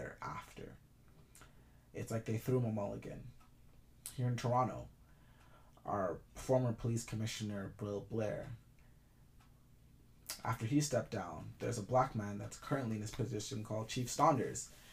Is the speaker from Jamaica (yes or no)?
yes; Jamaica; I'm Jamaican